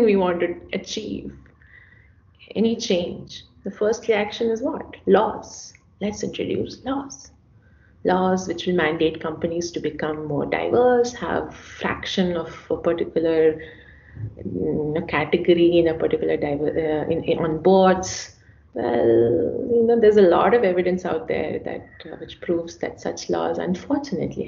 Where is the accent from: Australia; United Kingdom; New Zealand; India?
India; I'm an Indian, I'm a woman, I'm an economist, and I'm a Hindu.